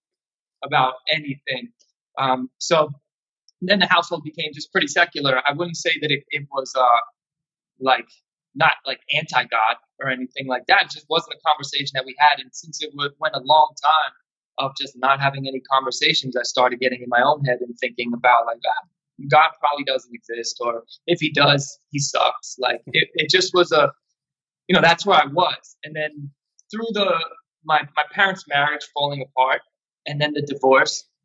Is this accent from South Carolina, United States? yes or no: no; Yonkers, New York, United States; I'm from Yonkers, New York